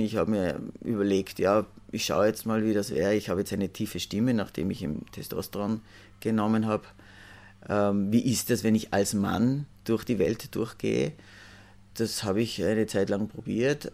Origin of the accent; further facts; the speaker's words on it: Salzburg, Austria; ich bin aus Salzburg